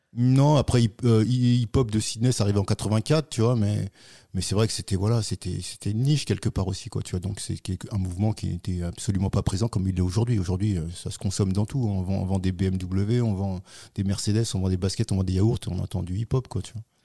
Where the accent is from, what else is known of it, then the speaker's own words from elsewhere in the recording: Paris region, Île-de-France, France; région parisienne et puis après Paris pendant de longues années jusqu'à maintenant